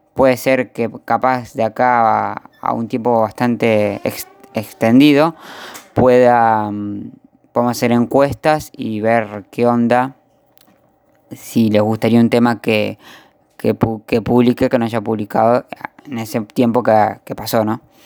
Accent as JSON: {"language": "Spanish", "region": "Buenos Aires", "country": "Argentina", "said": "soy de Argentina, de la provincia de la capital de Buenos Aires."}